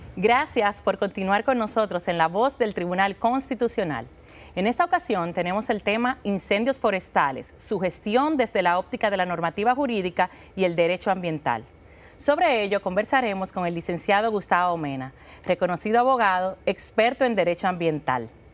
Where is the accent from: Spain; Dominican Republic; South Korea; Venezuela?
Dominican Republic